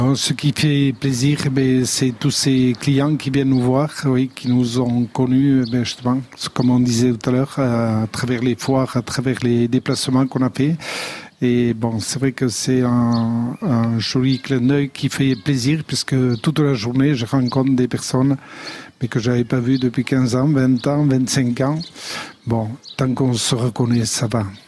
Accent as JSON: {"language": "French", "town": "Aldudes", "region": "Nouvelle-Aquitaine", "country": "France", "tie": "born or raised there", "said": "Je suis né aux Aldudes"}